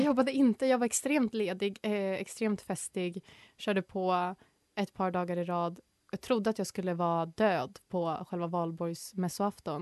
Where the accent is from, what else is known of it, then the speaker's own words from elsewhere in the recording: Norrland, Sweden; Jag är geografiskt från Norrland, men jag vet mycket väl om att jag inte får kalla mig norrlänning